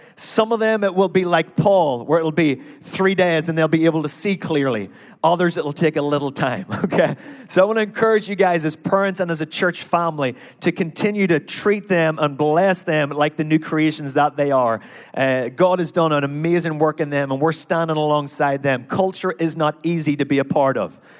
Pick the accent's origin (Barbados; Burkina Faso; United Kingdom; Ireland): Ireland; now in United States; I am Irish